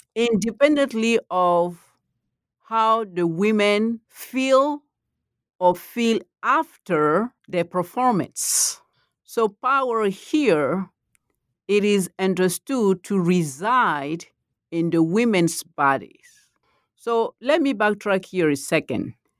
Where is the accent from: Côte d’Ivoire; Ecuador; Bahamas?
Côte d’Ivoire; first language Malinke; English is a second language; moved away; I'm from the Ivory Coast